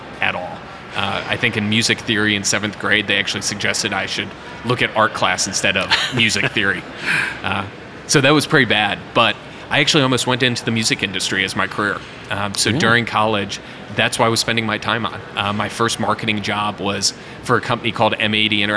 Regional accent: Cleveland, Ohio, United States; now in Cincinnati, United States; growing up in Cleveland

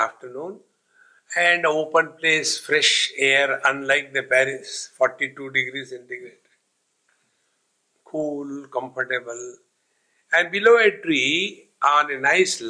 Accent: India; I am Indian, here I refers to the nationality that I have.

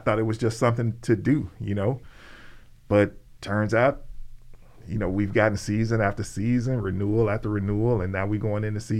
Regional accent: Birmingham, Alabama, United States; Dude, look, man, I'm a dude from Ensley. I'm from Birmingham, Alabama, man.

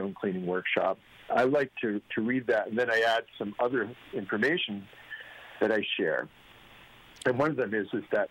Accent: Maine, United States; now in Connecticut, United States; I'm from Maine

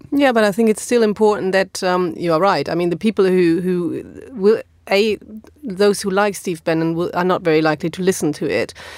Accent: Germany; English is a second language; moved away; is in my hometown

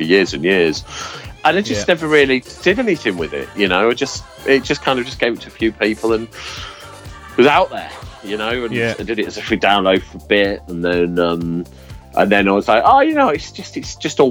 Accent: Yorkshire and the Humber, United Kingdom; I'm from Yorkshire, so I like the pub

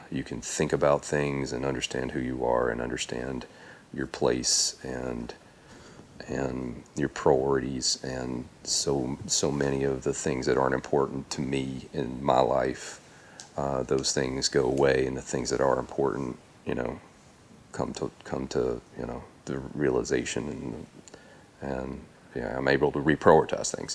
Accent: Tennessee, United States; I grew up in Tennessee

